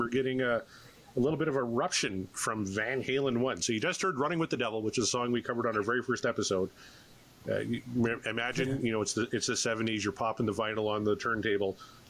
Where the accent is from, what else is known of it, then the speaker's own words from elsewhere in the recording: Canada; because I'm a Canadian, so I am all in on ….